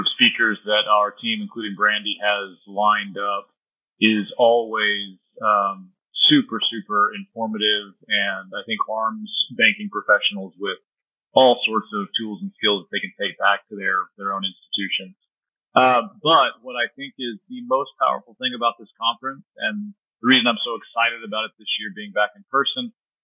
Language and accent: English; San Antonio, Texas, United States; San Antonio is my hometown